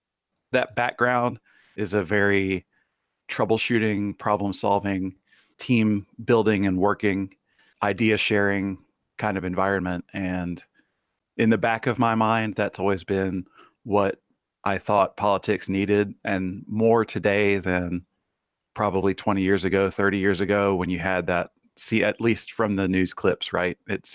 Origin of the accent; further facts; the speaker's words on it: Tennessee, United States; also born or lived in Baxley, Georgia; I have grown up kind of all over the country, but I spent a lot of time in Tennessee. I was born in Georgia, in Baxley, and that was while my dad was on co-op. So traveled around a lot and grew up, like I said, in Tennessee